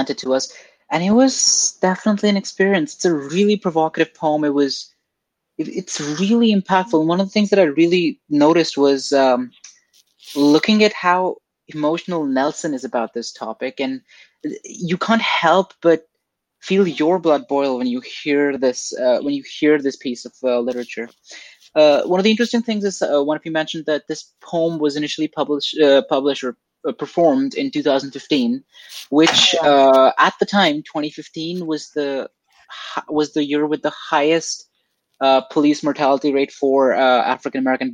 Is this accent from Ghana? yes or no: no; India; moved away; I'm not from Canada or North America. I'm from India